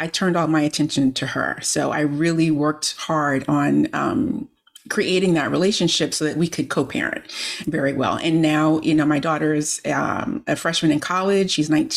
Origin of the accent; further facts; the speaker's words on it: Miami, Florida, United States; now in Maryland, United States; I grew up in Miami, Florida. I live in Maryland now, but I grew up in Miami, Florida